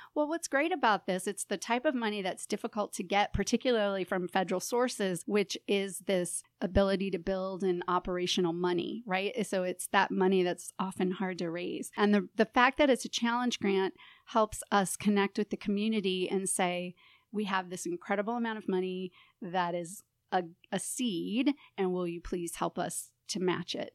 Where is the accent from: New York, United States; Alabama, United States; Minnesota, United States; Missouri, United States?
Missouri, United States; St. Louis; also born or lived in Phoenix, Arizona / San Francisco, California; I'm originally from Saint Louis, grew up here, and after college, um, moved away and was in the Southwest and in California